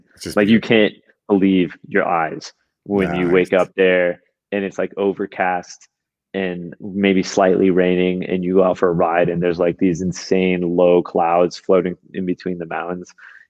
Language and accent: English; Florida, United States; I grew up in Florida